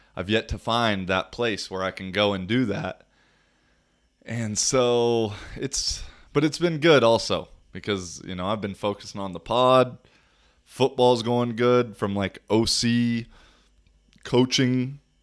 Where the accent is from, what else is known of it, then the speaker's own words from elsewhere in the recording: United States; moved away; United States